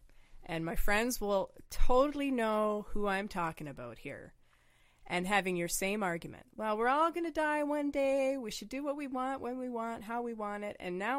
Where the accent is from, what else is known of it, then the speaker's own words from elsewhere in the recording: Reading, South East England, United Kingdom; born there; because I was born in England. So my dad is full Brit, has the accent and everything, right? And I was born there in Reading.